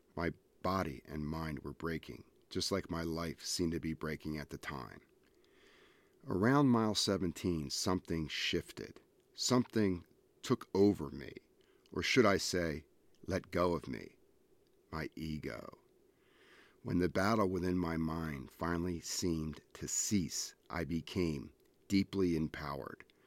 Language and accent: English; Ventnor City, New Jersey, United States; I grew up in New Jersey on Ventnor Beach. I was raised a hundred yards from the ocean.